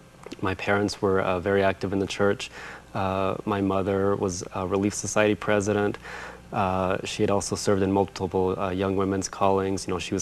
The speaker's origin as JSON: {"language": "English", "town": "Riverton", "region": "Utah", "country": "United States", "tie": "born or raised there", "also_born_or_lived": "Farmington, New Mexico / Orlando, Florida", "said": "I was born in Farmington, New Mexico, but I was raised in Utah, in the Salt Lake area."}